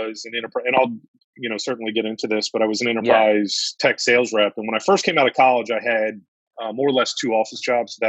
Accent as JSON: {"language": "English", "region": "Northern Virginia", "country": "United States", "tie": "born or raised there", "also_born_or_lived": "Maryland", "said": "I grew up in Northern Virginia whole life"}